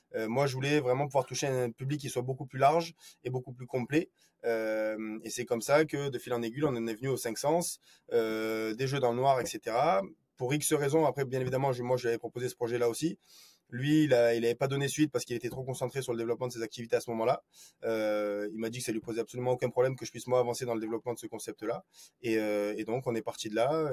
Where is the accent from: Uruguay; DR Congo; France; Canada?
France; Marseille, Provence-Alpes-Côte d'Azur; moved away as an adult; also born or lived in Rennes; sur Marseille, qui est euh, bah, moi ma, ville natale